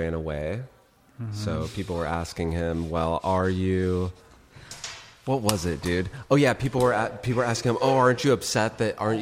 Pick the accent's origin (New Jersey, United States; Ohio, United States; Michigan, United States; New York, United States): Ohio, United States; Cleveland; also born or lived in Redondo Beach, California; now in Santa Monica, United States; I grew up in Ohio, actually, in Cleveland.